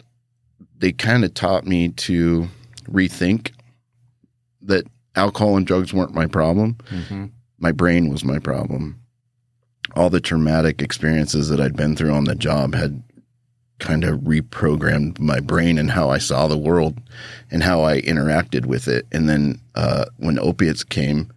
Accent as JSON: {"language": "English", "region": "Idaho", "country": "United States", "tie": "born or raised there", "also_born_or_lived": "Japan", "said": "I grew up here in Idaho, about 3 hours away from Boise in a small town"}